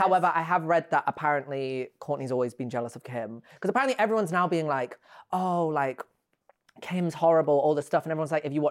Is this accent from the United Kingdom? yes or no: yes; United Kingdom; accent: British; my British accent